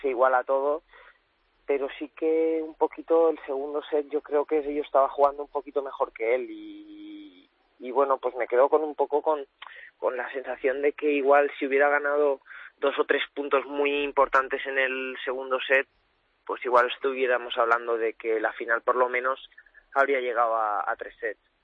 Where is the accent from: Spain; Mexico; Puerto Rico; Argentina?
Spain; Cuenca, Castilla-La Mancha; moved away; also born or lived in Valencia; soy nacido en Cuenca, pero mi familia es de Valencia